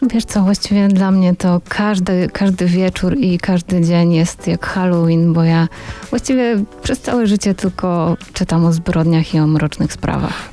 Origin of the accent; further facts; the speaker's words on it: Warsaw, Masovian Voivodeship, Poland; jestem, jestem z Warszawy